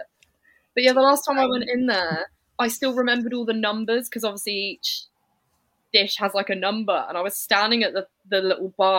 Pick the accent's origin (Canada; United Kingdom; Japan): United Kingdom; I'm British